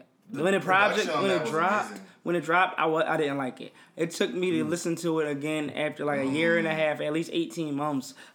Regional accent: Philadelphia, Pennsylvania, United States; I'm from Philly

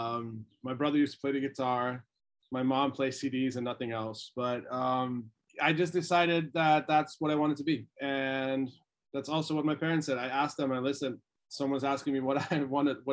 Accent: Deventer, Overijssel, Netherlands; moved away as an adult; also born or lived in Boulder, Colorado, United States; I grew up a little bit closer to the German side of the country

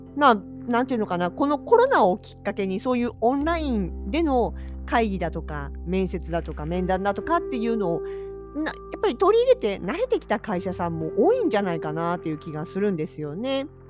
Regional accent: Kanagawa, Japan; moved away as an adult; now in Hokkaido, Japan; 私は結局自分の出身が首都圏内のまあっていうか神奈川県内ですからあの生まれた時からねずっとそこだから

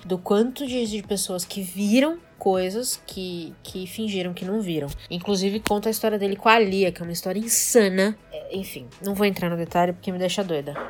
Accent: Brazil; a gente é brasileiro

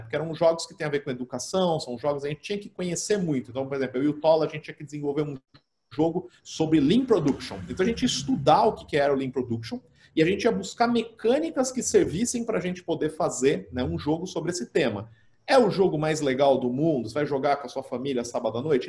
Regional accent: Catanduva, São Paulo, Brazil; sou nascido em Catanduva, né? E aqui, assim, como toda, como toda boa cidade do interior ali nos anos 90

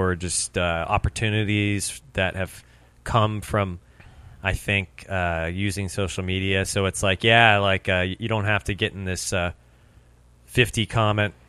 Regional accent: Fountain Valley, California, United States; Fountain Valley, my hometown.

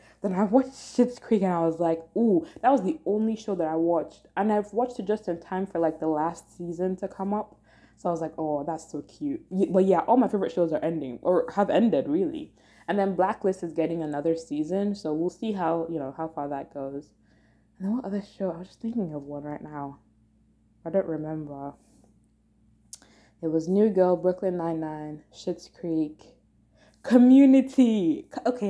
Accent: Nigeria; because I'm a Nigerian, well, I'm a Yoruba person

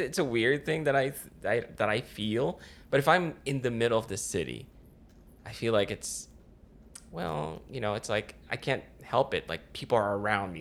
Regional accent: Philippines; moved away; I grew up in the Philippines

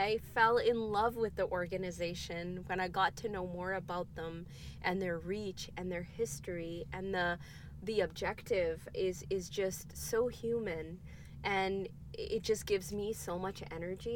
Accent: Canada; I was born and raised in Canada

